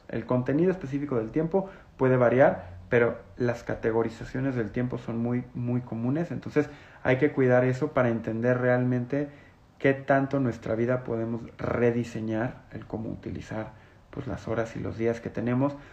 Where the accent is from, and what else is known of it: Mexico